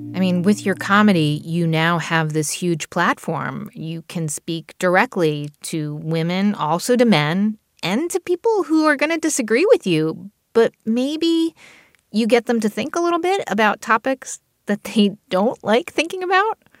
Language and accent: English; New Jersey, United States; I grew up in New Jersey